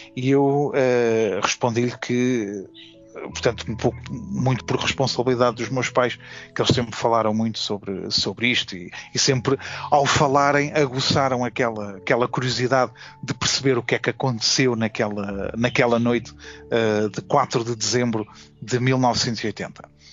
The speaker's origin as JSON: {"language": "Portuguese", "town": "Forte da Casa", "region": "Lisbon", "country": "Portugal", "also_born_or_lived": "São João da Pesqueira", "said": "também considero um pouco como também a minha terra, para além do Forte da Casa, uh, também São João da Pesqueira é também a minha terra"}